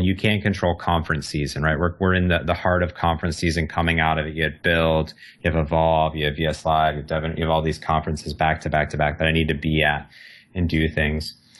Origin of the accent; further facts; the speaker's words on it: Cleveland, Ohio, United States; moved away as an adult; also born or lived in Phoenix; now in Seattle, United States; I'm from uh, the Cleveland suburbs growing up for 19 years